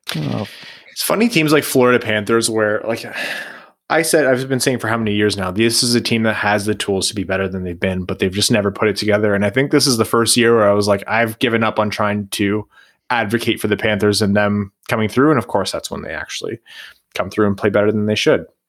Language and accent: English; across the river from Detroit, Ontario, Canada; I grew up watching Detroit from across the river